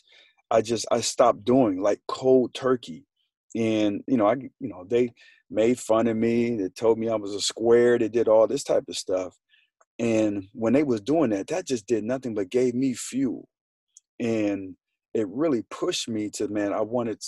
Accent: Colorado Springs, Colorado, United States; I'm from Colorado Springs.

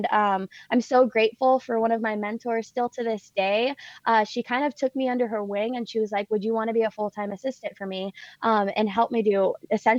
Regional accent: Oakland, California, United States; my mom has actually never moved from the house that I was brought to from the hospital. It's in a little town called Oakland, California

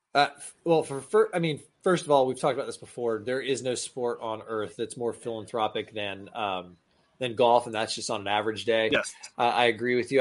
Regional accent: Tallahassee, Florida, United States; I grew up in Tallahassee, Florida

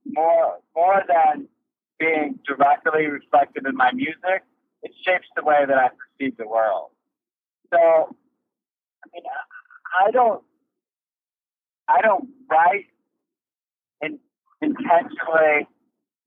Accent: Kenosha, Wisconsin, United States; moved away; I grew up in Kenosha, Wisconsin

